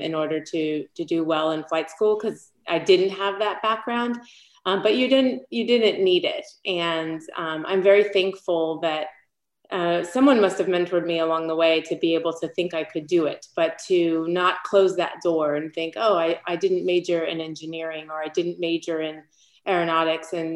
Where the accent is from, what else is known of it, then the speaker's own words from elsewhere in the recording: San Diego, California, United States; also born or lived in Los Angeles; I grew up in San Diego